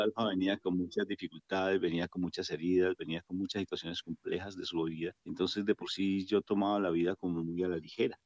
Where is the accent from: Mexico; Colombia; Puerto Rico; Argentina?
Colombia; moved away; nosotros somos psicólogos titulados de Colombia